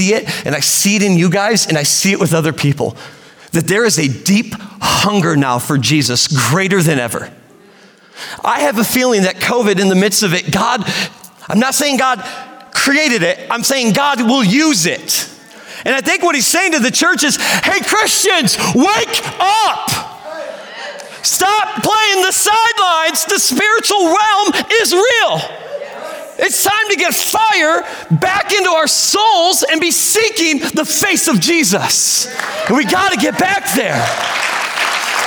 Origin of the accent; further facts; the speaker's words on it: Sturgis, United States; moved away as an adult; I did not want to come back to Sturgis, where my hometown